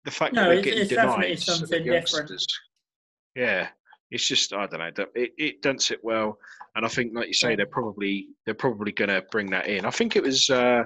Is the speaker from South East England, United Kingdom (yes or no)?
yes; Chatham, South East England, United Kingdom; I grew up in Chatham